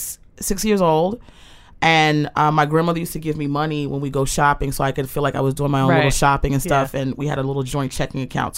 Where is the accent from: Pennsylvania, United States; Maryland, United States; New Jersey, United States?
Maryland, United States; Aberdeen; also born or lived in Baltimore, Maryland; Born November 3rd. I was born in Baltimore, and then I was raised in Aberdeen, Maryland, right behind Aberdeen Proving Ground.